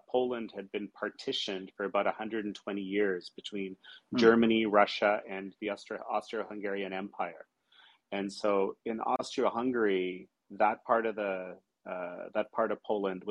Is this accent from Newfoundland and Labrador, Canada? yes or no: no; Toronto, Ontario, Canada; growing up in Toronto, Canada, and Canadian as a kid